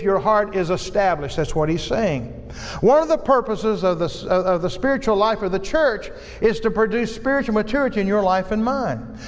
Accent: Virginia, United States; moved away; my hometown today of Virginia

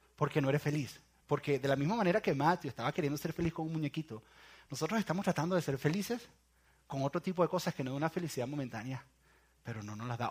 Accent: Venezuela; en mi país, en Venezuela

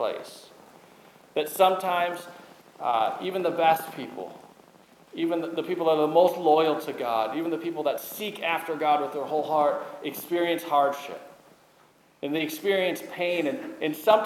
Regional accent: Minnesota, United States; I grew up in Minnesota.

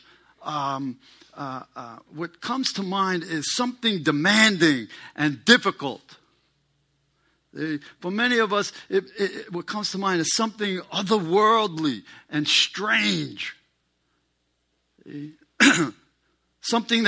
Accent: New York City, New York, United States; I'm a New Yorker, and one of the rules that I grew up under is you don't poke your nose into other people's business

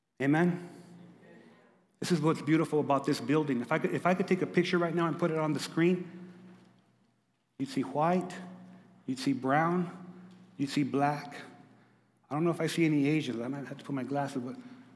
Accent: Lordsburg, New Mexico, United States; moved away; I'm from Lordsburg, New Mexico. We played against the Animas Panthers.

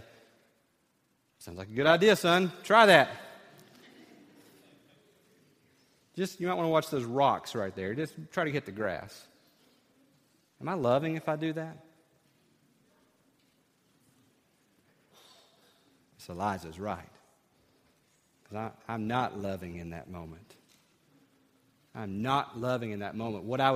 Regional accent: East Tennessee, United States; growing up in East Tennessee

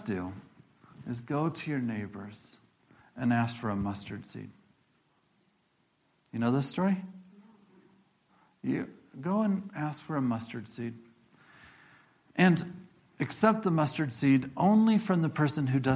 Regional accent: Illinois, United States; moved away; also born or lived in Iowa; And I think about the Midwest, where I'm from. I grew up in Illinois.

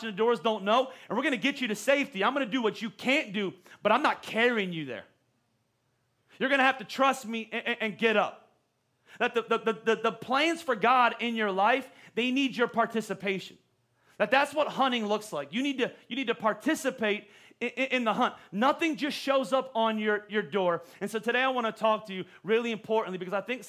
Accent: Pennsylvania, United States; moved away as an adult; I was from Pennsylvania

